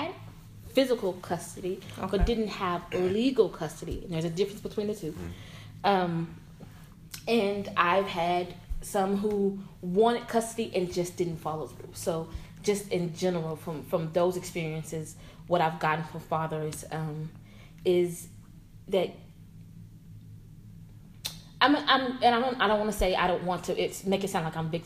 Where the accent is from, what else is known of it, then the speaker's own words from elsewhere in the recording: Dallas, Texas, United States; also born or lived in Houston; I was born and raised here in Dallas. I grew up in Oak Cliff, educated in DISD schools.